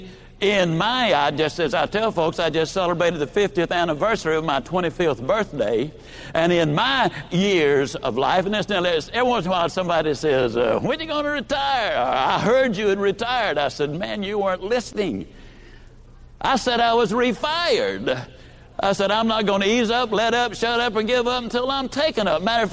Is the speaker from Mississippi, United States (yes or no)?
yes; Yazoo City, Mississippi, United States; also born or lived in Lower Alabama; I was born in L.A. That's Lower Alabama. I was raised in Yazoo City, in Mississippi